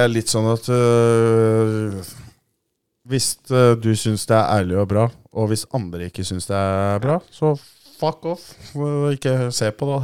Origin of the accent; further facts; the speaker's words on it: Oslo, Norway; Jeg er fra Ammerud